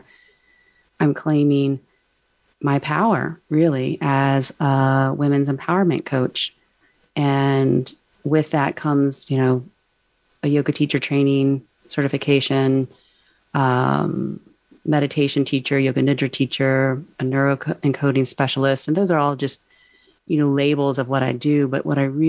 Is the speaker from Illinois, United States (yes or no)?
no; Charlottesville, Virginia, United States; I grew up near Charlottesville, Virginia, and that's where I reside now.